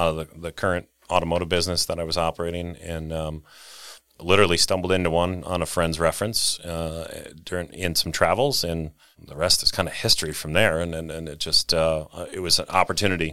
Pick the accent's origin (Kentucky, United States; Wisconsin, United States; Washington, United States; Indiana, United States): Wisconsin, United States; Rio; Little town, uh, called Ryo, Wisconsin